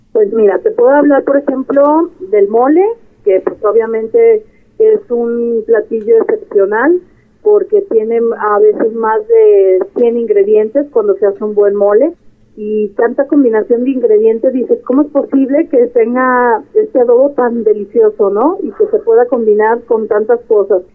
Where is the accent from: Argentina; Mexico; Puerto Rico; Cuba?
Mexico; yo soy mexicana